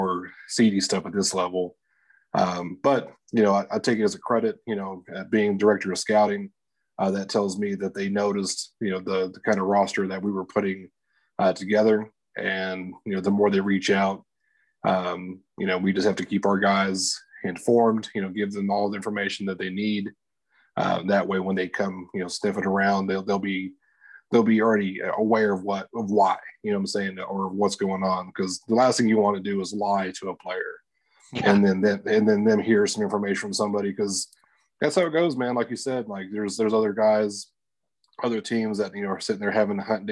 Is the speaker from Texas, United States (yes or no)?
yes; Lubbock, Texas, United States; I'm from Lubbock, you know, Texas Tech